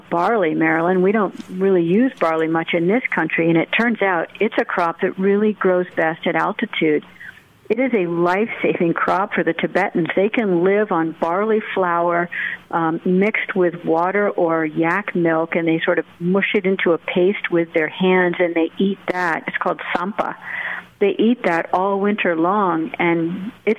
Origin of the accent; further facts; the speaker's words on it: United States; for me as an American